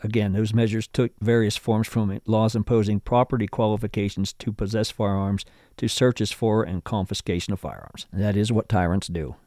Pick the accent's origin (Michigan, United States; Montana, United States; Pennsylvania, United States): Pennsylvania, United States; my home state of Pennsylvania